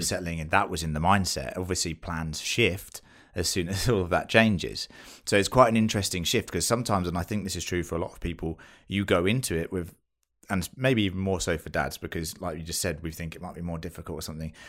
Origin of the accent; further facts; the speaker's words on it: United Kingdom; accent: British; moved away as an adult; now in Australia; I am British, you can tell from this accent, I'm sure